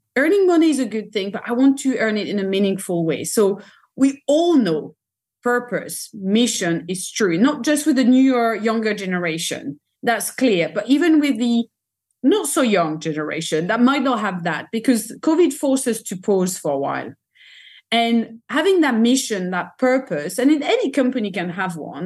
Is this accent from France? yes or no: yes; France; I'm French, I come from France